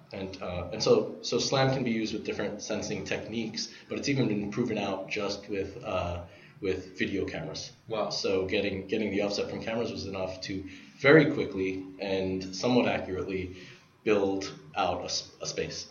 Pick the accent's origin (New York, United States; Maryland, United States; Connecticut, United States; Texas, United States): New York, United States; New York City; I'm born and raised in Brooklyn. Uh, I've I grew up taking the subways there